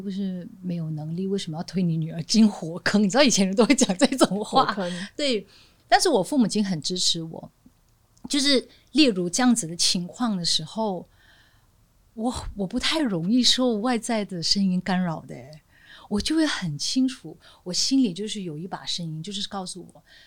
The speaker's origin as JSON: {"language": "Chinese", "region": "northern Malaysia", "country": "Malaysia", "tie": "born or raised there", "moved": "yes", "said": "我就在一个小地方长大，就马来西亚北边那个很小的地方长大"}